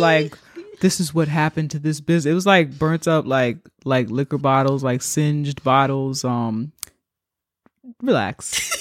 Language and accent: English; New York, United States; Being a New Yorker and watching gentrification take place